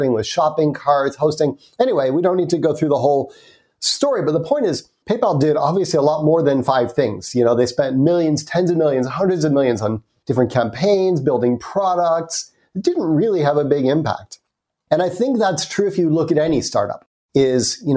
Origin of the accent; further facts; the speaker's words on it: United States; accent: American; So you can probably tell from my accent, I'm American.